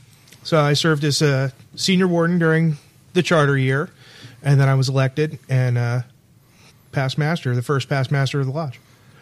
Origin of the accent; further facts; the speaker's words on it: New Jersey, United States; now in Virginia, United States; I'm a Yankee. I'm from Jersey.